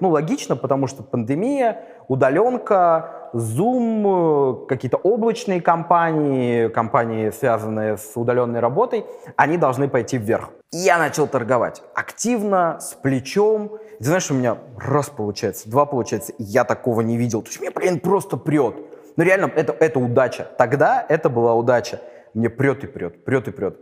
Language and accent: Russian; Saint Petersburg, Russia; я из Питера